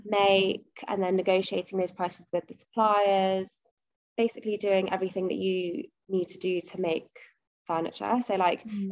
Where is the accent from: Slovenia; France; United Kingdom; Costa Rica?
United Kingdom; London; moved away as an adult; also born or lived in Nottingham; now in Stockholm, Sweden; I've lived in London my whole life. Like I was born in London, apart from going to uni in Nottingham, mm. I've always lived in London